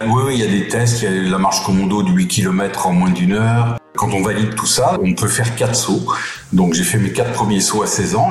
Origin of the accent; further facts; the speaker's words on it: Mirecourt, Grand Est, France; also born or lived in Épinal; now in Brittany, France; Je suis né à Épinal, effectivement, dans les Vosges